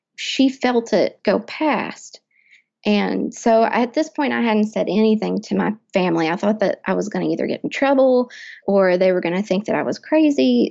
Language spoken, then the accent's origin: English; Lexington, Kentucky, United States; I am from Central Kentucky, Lexington